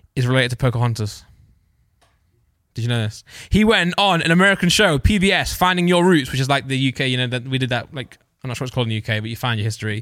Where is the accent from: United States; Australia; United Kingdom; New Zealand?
United Kingdom; East Midlands; I'm from Midlands